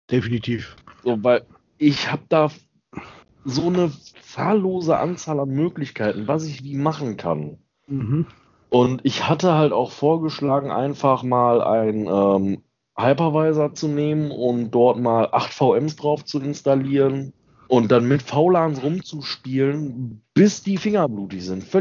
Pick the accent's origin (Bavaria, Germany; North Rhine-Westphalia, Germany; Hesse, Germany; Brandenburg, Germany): North Rhine-Westphalia, Germany; Xanten; ich komme ja vom Niederrhein. Ja. Und habe einen großen Teil meiner Kindheit in Xanten gelebt.